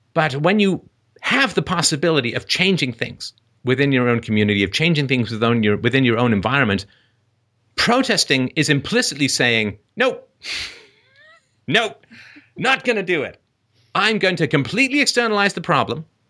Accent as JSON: {"language": "English", "region": "England", "country": "United Kingdom", "tie": "born or raised there", "moved": "yes", "said": "growing up in England"}